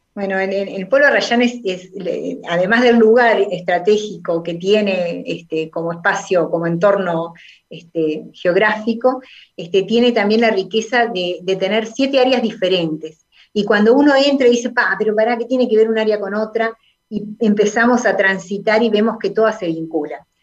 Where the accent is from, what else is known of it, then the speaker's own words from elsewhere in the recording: Sauce, Canelones, Uruguay; nací en Sauce